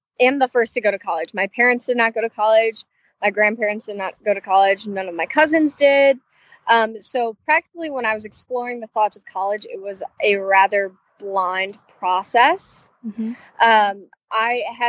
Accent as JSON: {"language": "English", "town": "Chicago", "region": "Illinois", "country": "United States", "moved": "as an adult", "lives_now": "Muncie, United States", "said": "Originally, I'm from Chicago, Illinois, within the suburbs of the Southwest area."}